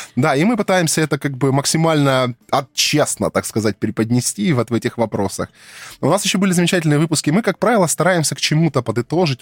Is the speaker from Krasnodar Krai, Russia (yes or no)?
yes; Krasnodar Krai, Russia; я тут коренной